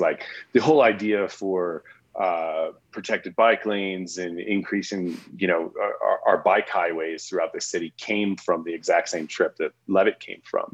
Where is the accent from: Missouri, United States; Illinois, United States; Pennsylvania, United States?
Missouri, United States; St. Louis; also born or lived in Oklahoma; now in Colorado, United States; I grew up in St. Louis.